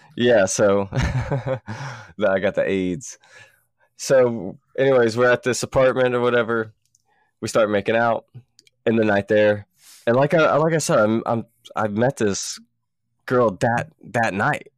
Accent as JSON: {"language": "English", "town": "Columbus", "country": "United States", "said": "from where we're from, you know, back in Columbus"}